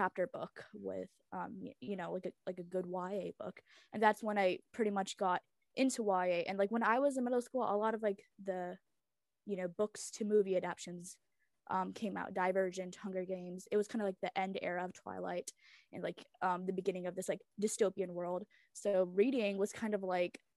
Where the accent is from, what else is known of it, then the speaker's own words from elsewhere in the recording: United States; English is a second language; also born or lived in Memphis, Tennessee / Chicago area; I was born in America, but I was raised on two different languages at home, and I learned most of my English through TV and, like, school.